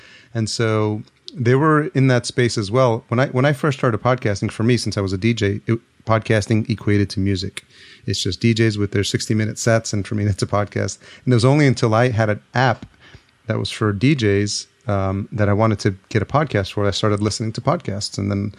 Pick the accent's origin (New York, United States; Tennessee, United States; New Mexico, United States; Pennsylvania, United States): New York, United States; New York City; I grew up in New York, so I literally grew up around the time that house music started